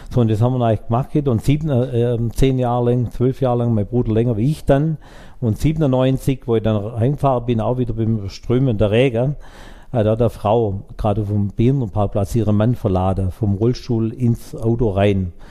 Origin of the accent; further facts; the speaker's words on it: Baden-Württemberg, Germany; Ich komme hier aus Frohnstädter Eichelau. Das ist ein kleines Dorf in der Gemeinde Frohnstädter, direkt auf der Schwäbischen Alb.